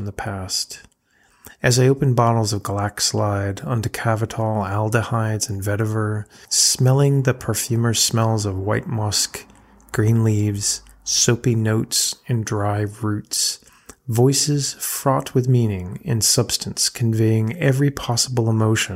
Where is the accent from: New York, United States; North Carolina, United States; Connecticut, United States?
Connecticut, United States; now in Rhode Island, United States; where I was raised in Connecticut